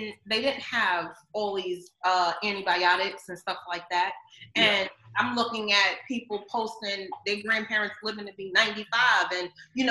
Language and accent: English; New York, United States; I'm a New Yorker